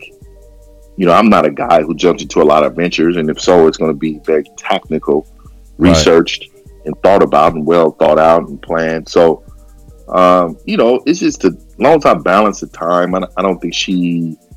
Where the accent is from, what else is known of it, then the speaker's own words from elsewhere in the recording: San Francisco, California, United States; I was born and raised in San Francisco